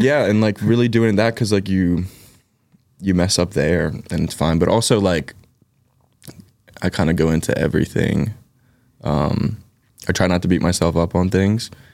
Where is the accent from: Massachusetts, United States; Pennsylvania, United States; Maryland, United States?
Pennsylvania, United States; Philadelphia; accent: Philly; my Philly accent's gonna come out, like, really thick